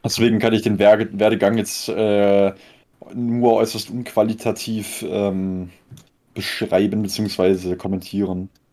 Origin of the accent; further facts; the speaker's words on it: Konstanz, Baden-Württemberg, Germany; Mein Geburtsort ist das Krankenhaus Konstanz. Und da habe ich mich auch nicht aus einem äh, also wohn, wohnlich habe ich mich da jetzt nicht aus einem 20 Kilometer Radius bisher wegbewegt